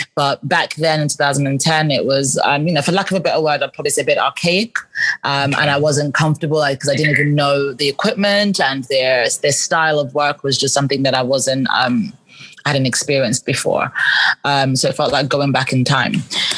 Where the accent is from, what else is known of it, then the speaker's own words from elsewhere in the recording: England, United Kingdom; accent: English; now my English accent isn't even as strong anymore. Like, I had a really strong English accent and I spoke really fast.